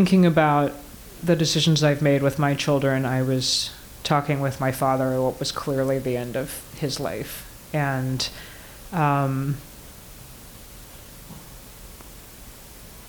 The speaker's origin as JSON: {"language": "English", "region": "Georgia", "country": "United States", "tie": "born or raised there", "moved": "yes", "said": "I have some wood in the garage back in Atlanta. I grew up in Georgia."}